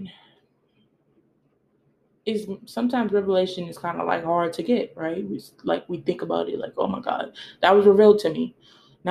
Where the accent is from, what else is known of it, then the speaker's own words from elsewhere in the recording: United States; I was born in American and I've been in America for a couple of generations